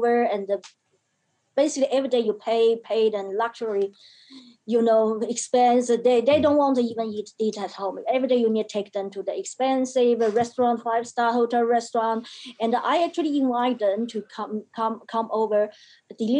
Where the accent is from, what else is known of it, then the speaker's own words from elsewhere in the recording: China; now in Australia; Yeah, I was born in China. China is the country of my birth. Australia is the country of my choice.